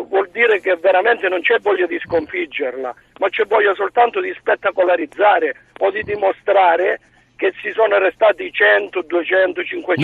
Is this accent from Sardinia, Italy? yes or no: no; Bianco, Calabria, Italy; sono di Bianco vicino Locri